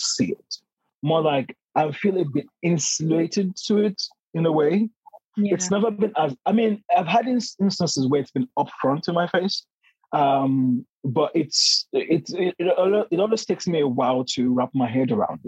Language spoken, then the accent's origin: English; Nigeria; moved away as an adult; now in London, United Kingdom; Growing up in Nigeria, being socialized in the Nigerian context in a predominantly Black society